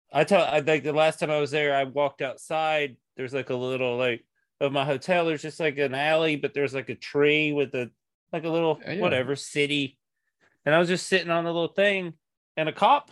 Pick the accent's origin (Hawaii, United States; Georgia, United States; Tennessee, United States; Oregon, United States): Tennessee, United States; moved away as an adult; now in Seattle, United States; And that's when I moved from East Tennessee to Seattle, Washington in 2006.